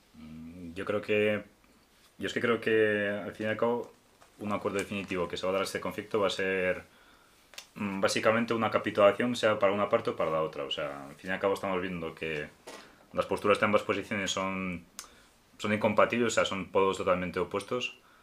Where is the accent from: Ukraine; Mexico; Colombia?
Ukraine; moved away; siendo ucraniano